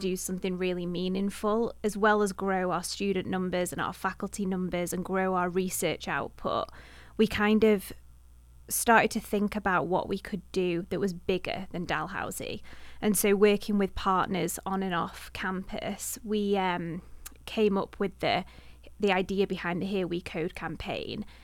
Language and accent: English; Manchester, North West England, United Kingdom; moved away as an adult; now in Halifax, Canada; I'm from the Manchester area, so bi-, much bigger city